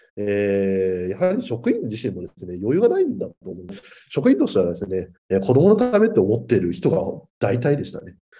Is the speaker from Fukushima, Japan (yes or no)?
no; Chiba, Japan; 地元の千葉県の児童相談所への勤務を目指した